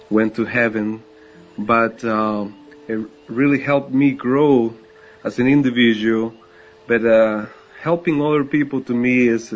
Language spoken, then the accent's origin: English; Costa Rica; English is a second language; moved away as an adult; now in United States; I was raised and born in Costa Rica.